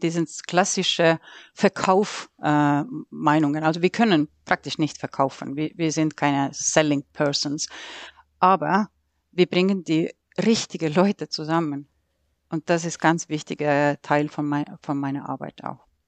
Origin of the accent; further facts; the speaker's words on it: Estonia; German is a second language; also born or lived in Sweden; now in Nuremberg, Germany; als gebürtige Äste